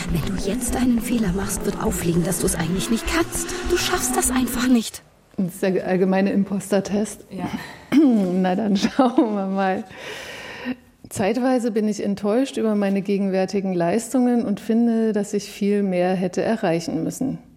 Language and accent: German; East Germany, Germany; Also ich bin im Osten aufgewachsen und habe äh, in dem Wendejahr 89, 90 Abitur gemacht und wollte zu DDR-Zeiten eigentlich Naturwissenschaften studieren